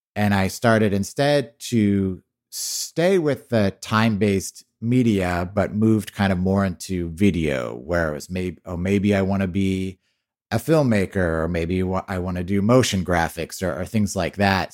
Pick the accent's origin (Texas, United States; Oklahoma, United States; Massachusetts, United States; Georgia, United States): Texas, United States; I grew up in Texas